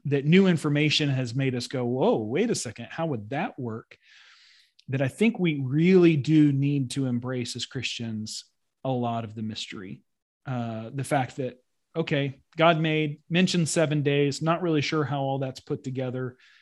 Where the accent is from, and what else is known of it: United States